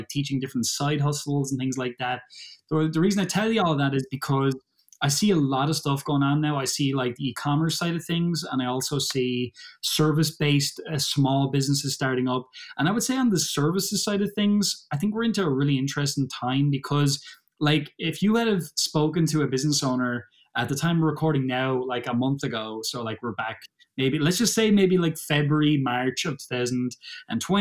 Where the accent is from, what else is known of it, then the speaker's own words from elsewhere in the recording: Ireland; I'm from Ireland. I ain't no Brit.